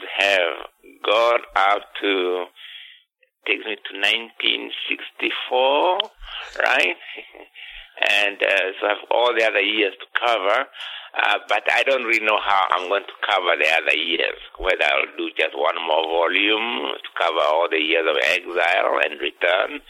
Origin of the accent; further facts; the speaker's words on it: Kenya; moved away; I was born in 1938 in Kenya, which was a settler, a British colonial state